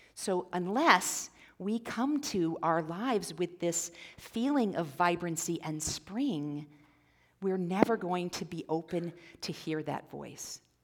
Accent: Midwest, United States; now in Central Oregon, United States; I'm actually from the Midwest originally, and we had the fireflies, which we don't have on the west side of the Rockies

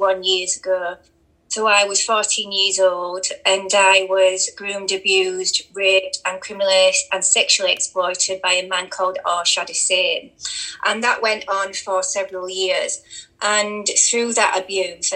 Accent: Rotherham, Yorkshire and the Humber, United Kingdom; there was over 1,400 children in my hometown

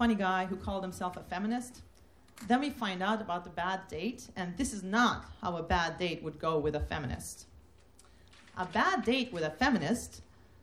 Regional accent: Turkey; moved away as an adult; also born or lived in Massachusetts; I'm from Turkey, never met a lesbian or gay person who was out

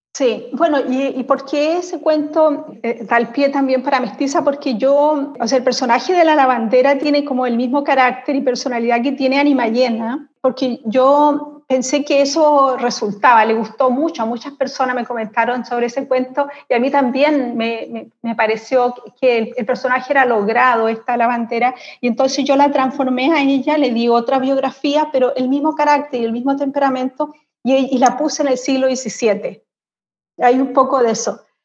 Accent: Concepción, Biobío, Chile; moved away as an adult; also born or lived in Santiago, Chile; now in Berlin, Germany; yo soy de Concepción

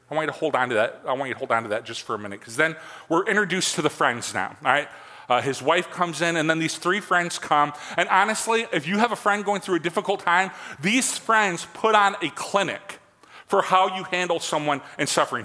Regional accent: Michigan, United States; I am from Michigan.

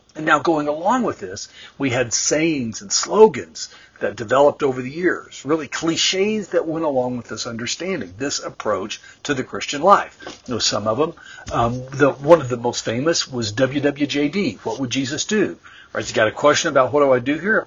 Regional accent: central Texas, United States; I grew up in the Southern Baptist Church in central Texas in a small town

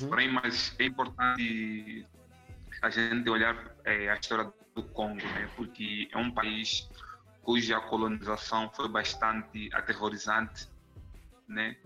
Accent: Angola; moved away as an adult; also born or lived in São Paulo, Brazil; now in Minas Gerais, Brazil; eu sou angolano, né? Vim da Angola em 2011 para o Brasil

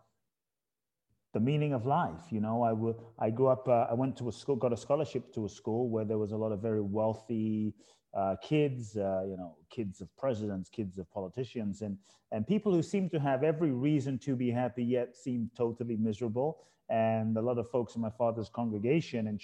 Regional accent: London, United Kingdom; born or raised there; moved away; also born or lived in Ghana

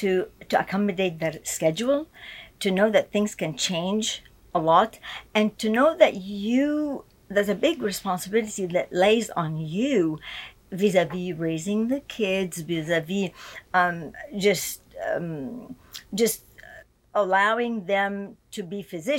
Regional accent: Egypt; born there; Okay. I was born in Egypt to a Christian family.

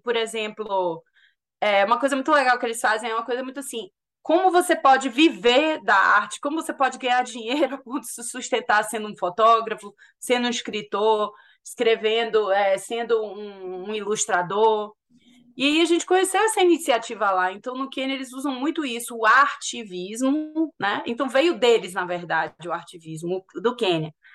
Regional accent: Salvador, Bahia, Brazil; moved away as an adult; also born or lived in United States / United Kingdom; now in London, United Kingdom; Eu sou de Salvador. Sim. Eu me formei em Salvador, na Católica

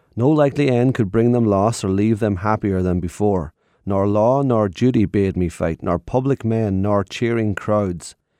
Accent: Ireland; growing up in Ireland

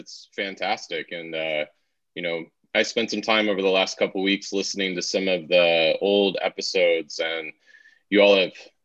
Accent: Wichita, Kansas, United States; moved away as an adult; now in Pennsylvania, United States; I grew up in the Midwest in Kansas, in Wichita

